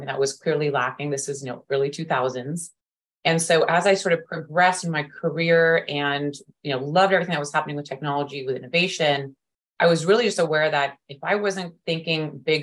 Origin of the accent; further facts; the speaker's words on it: Bangalore, Karnataka, India; moved away; also born or lived in United States; I was born and raised in Bangalore, India